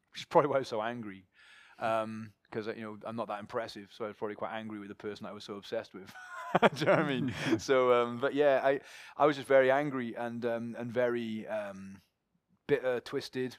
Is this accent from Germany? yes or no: no; Pontypool, Wales, United Kingdom; moved away as an adult; also born or lived in St. Mellons; now in Cardiff, United Kingdom; from Pontypool up in the Gwent Valleys. It's where I was born. It's where I grew up.